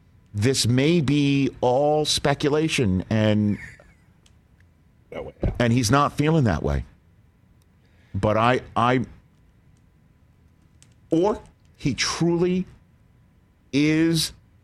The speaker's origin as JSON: {"language": "English", "region": "Ohio", "country": "United States", "tie": "born or raised there", "said": "in Ohio, my home state of Ohio."}